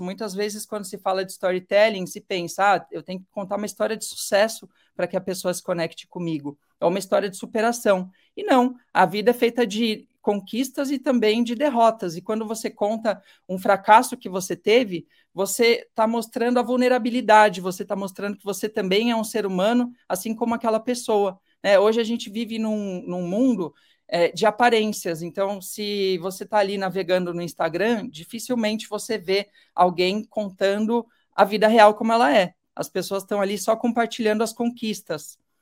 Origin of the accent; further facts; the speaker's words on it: São Paulo, Brazil; moved away as an adult; Eu morei em São Paulo a vida inteira